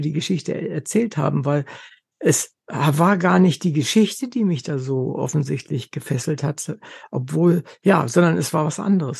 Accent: Wolfenbüttel, Lower Saxony, Germany; Ich komme aus Wolfenbüttel, also ist nicht so weit weg von Berlin

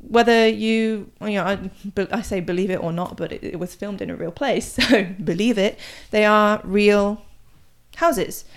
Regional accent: United Kingdom; moved away as an adult; now in South Korea; I'm British, so I um I get my news from the BBC

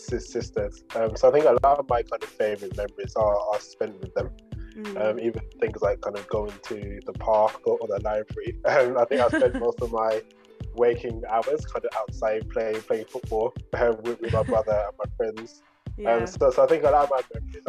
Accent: Birmingham, West Midlands, United Kingdom; also born or lived in Oxford / London; I was born and raised in Birmingham

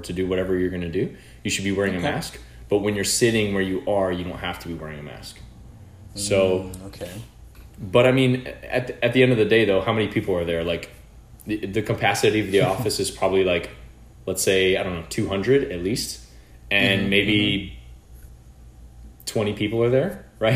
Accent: United States; we're both American

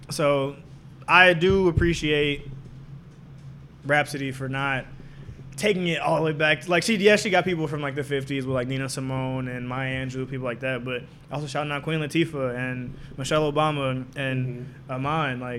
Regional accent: Jamaica; I'm Jamaican.

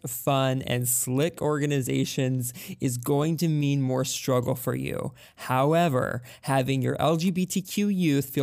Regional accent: Texas, United States; I'm from Texas

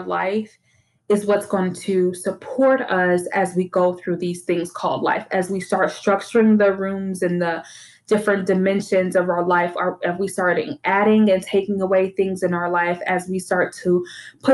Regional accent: Detroit, Michigan, United States; now in Texas, United States; I grew up in Detroit, and like almost every house I grew up in had like a basement

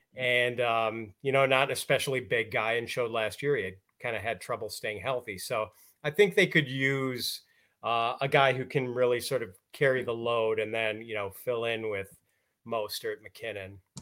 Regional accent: Milwaukee, Wisconsin, United States; I grew up in Wisconsin, so we always had ice in the winter.

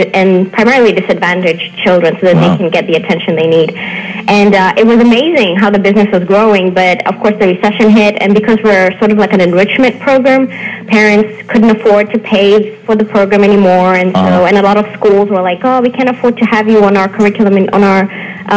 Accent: Kenya; moved away as an adult; now in Corpus Christi, United States; I'm originally from Kenya. I'm a native of Kenya now.

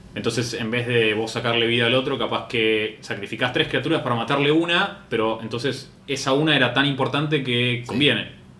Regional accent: Argentina; soy de Argentina

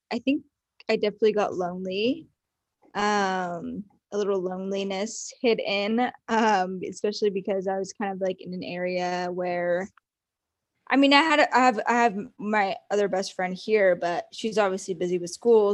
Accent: Watsonville, California, United States; moved away as an adult; also born or lived in San Francisco, United States; now in Orange County, United States; I am actually from Watsonville, California

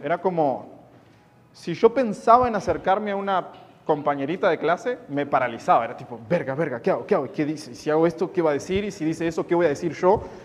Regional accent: Uruguay; soy de Uruguay, no soy de Argentina

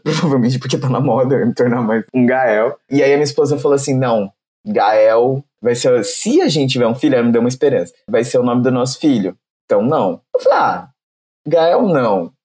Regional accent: São Paulo, Brazil; cresci no Grajaú, é, periferia de São Paulo

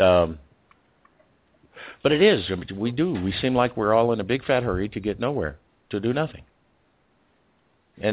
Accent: Houston, Texas, United States; also born or lived in Costa Rica; now in Phoenix, United States; I'm from Houston

